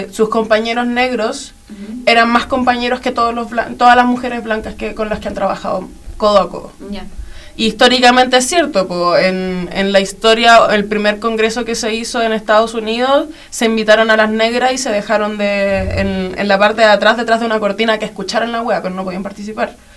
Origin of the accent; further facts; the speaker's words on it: Chile; aquí en nuestro país donde estamos